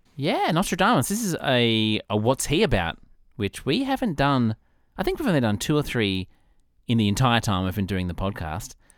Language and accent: English; Australia; as an Australian